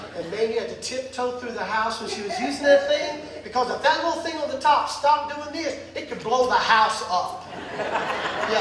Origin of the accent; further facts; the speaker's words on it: the South, United States; soul food growing up in the South